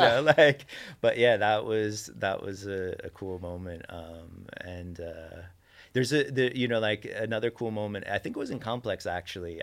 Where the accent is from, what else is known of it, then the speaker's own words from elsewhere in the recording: New York City, New York, United States; growing up in New York